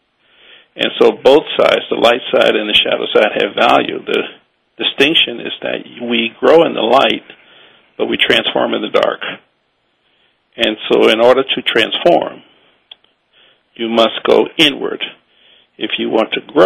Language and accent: English; New Orleans, Louisiana, United States; also born or lived in Austin, Texas; now in Hawaii, United States; I was born and raised in New Orleans